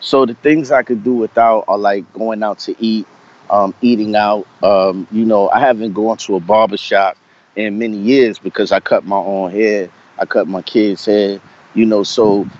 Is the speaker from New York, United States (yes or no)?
yes; New York City, New York, United States; now in Virginia, United States; I grew up in Brooklyn, the early part of my life. I was born in Brooklyn Hospital.